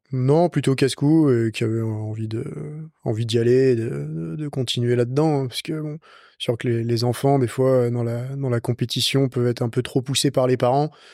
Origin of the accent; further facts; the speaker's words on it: Lyon, Auvergne-Rhône-Alpes, France; J'ai 27 ans, je vis à Lyon, je suis né à Lyon.